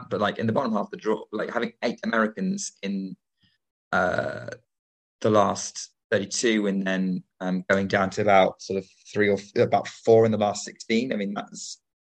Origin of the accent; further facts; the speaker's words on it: United Kingdom; as a Brit